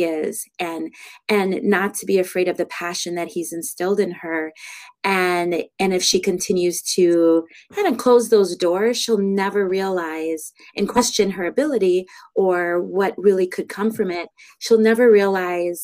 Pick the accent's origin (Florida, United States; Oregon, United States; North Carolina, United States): Florida, United States; Pompano Beach; moved away as an adult; now in Appleton, United States; I'm originally from Florida, Pompano Beach, Florida, which is just north of Fort Lauderdale. And I moved up to the Appleton, Wisconsin area when I was 19 years old